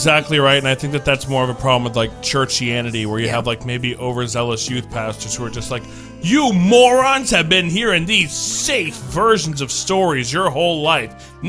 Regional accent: Toledo, Ohio, United States; And I'm an actor from Toledo.

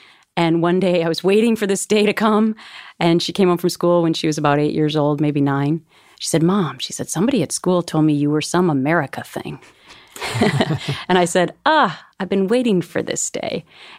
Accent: Minnesota, United States; never did that stuff. I'm from Minnesota

